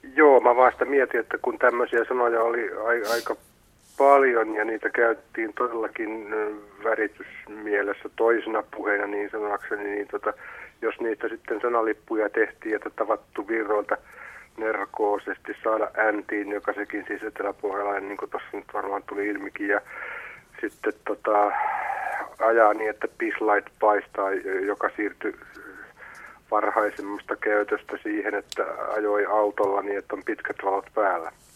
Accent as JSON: {"language": "Finnish", "town": "Virrat", "region": "Pirkanmaa", "country": "Finland", "tie": "born or raised there", "moved": "yes", "lives_now": "Helsinki, Finland", "said": "Pohjois-Hämettä, mistä mä kotoisin olen virroilta"}